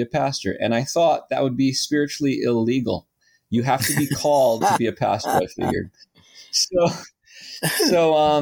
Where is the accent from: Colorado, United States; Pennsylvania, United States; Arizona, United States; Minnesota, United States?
Arizona, United States; Phoenix; also born or lived in Michigan; now in North San Diego County, United States; I grew up in Phoenix, Arizona